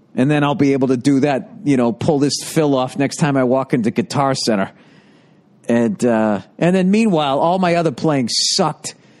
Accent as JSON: {"language": "English", "area": "outside of Boston", "region": "Massachusetts", "country": "United States", "tie": "born or raised there", "said": "I grew up outside of Boston"}